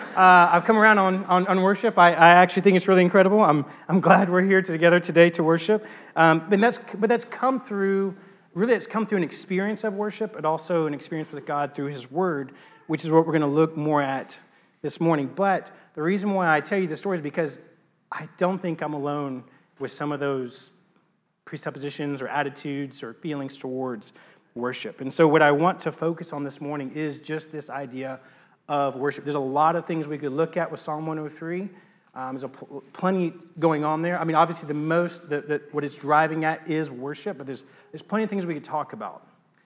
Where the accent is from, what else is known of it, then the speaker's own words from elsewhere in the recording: Texas, United States; Growing up, not in a religious family, but growing up in East Texas, so growing up in a religious culture, and around the church